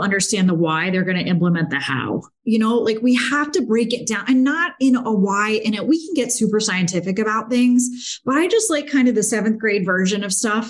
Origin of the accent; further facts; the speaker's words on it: Naples, Florida, United States; also born or lived in Pittsburgh, Pennsylvania / Notre Dame, Indiana; I was born in Pittsburgh, but lived there for a very short time and then was raised in Naples